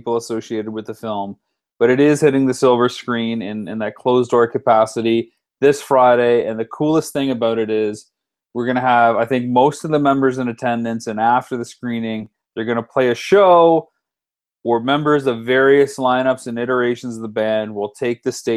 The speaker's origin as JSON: {"language": "English", "town": "London", "region": "Ontario", "country": "Canada", "tie": "born or raised there", "said": "my hometown"}